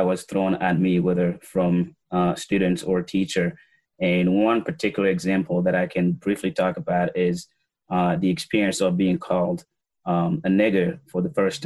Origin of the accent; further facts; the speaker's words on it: Gabon; now in Waterbury, United States; I was born and raised in Gabon